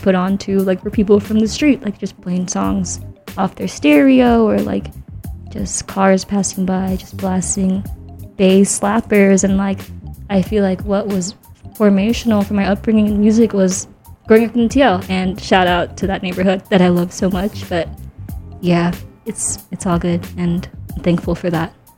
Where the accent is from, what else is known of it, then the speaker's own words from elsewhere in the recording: San Francisco, California, United States; growing up in the Tenderloin